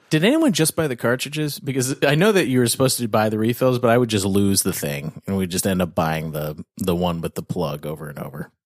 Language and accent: English; Canada; I'm Canadian